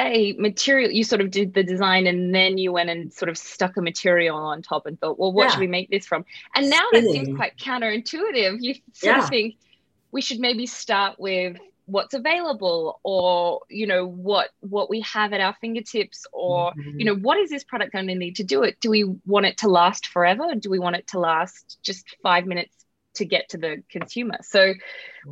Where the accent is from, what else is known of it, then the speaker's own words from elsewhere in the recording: Australia; moved away as an adult; now in United States; I'm Australian, if you can tell by my voice. So I moved to America